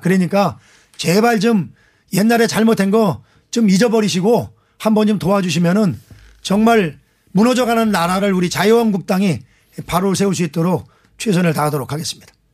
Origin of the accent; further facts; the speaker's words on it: Anseong, Gyeonggi Province, South Korea; 안성 출신